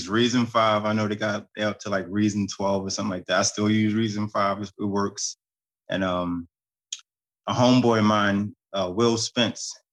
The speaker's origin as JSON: {"language": "English", "town": "Baltimore", "region": "Maryland", "country": "United States", "said": "from Baltimore, Maryland, trumpet player, composer, arranger."}